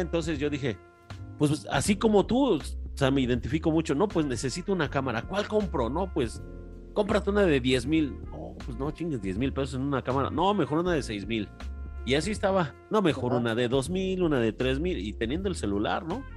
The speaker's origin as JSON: {"language": "Spanish", "region": "Mexico City", "country": "Mexico", "tie": "born or raised there", "moved": "yes", "lives_now": "Querétaro, Mexico", "said": "yo, yo, yo crecí en barrio, soy de la Ciudad de México yo crecí en una colonia popular de barrio"}